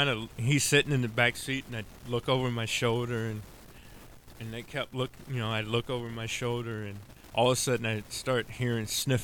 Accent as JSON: {"language": "English", "town": "St. Louis", "region": "Missouri", "country": "United States", "tie": "born or raised there", "moved": "yes", "lives_now": "Minnesota, United States", "said": "I was born in St. Louis."}